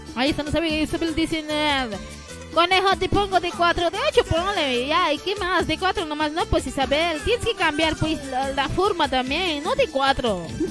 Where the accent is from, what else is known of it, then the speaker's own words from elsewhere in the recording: Quillacollo, Cochabamba, Bolivia; Yo también soy de Quillacollo